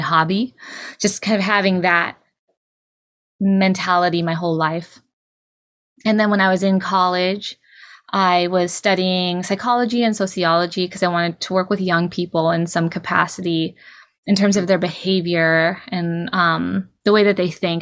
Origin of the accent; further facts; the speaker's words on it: Bay Area, California, United States; also born or lived in Bataan, Philippines; I was raised in California in the Bay Area